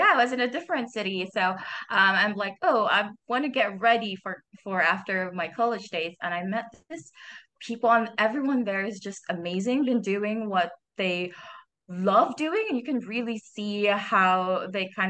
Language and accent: English; Philippines; I am from Philippines